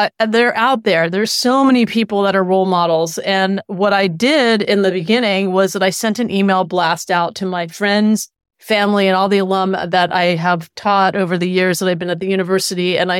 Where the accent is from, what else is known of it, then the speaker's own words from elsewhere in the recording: Philadelphia, Pennsylvania, United States; also born or lived in Florida; I was born in Philadelphia and lived there for many years, and then moved to Florida, and was lucky enough actually to live with my grandparents